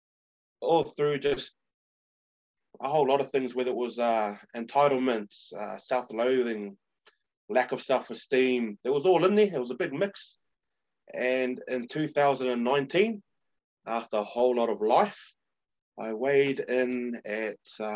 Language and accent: English; New Zealand; as a New Zealander, but also a Samoan